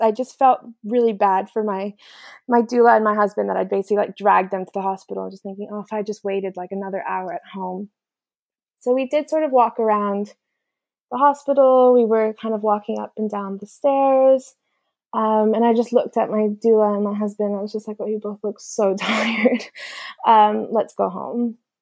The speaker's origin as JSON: {"language": "English", "country": "United States", "moved": "yes", "said": "as an American"}